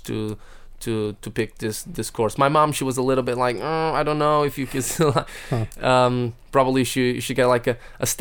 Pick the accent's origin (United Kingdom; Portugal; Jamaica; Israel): Portugal; Porto, Norte; that's in my hometown, actually, because I'm from Porto, which is the north of Portugal